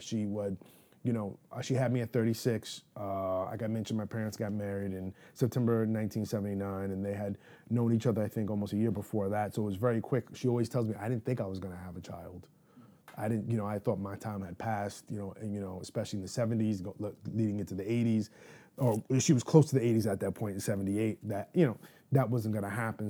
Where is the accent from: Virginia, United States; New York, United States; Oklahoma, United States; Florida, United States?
New York, United States; New York City; I was born and raised in Manhattan in the Upper East Side border of, uh, Upper East Side and East Harlem.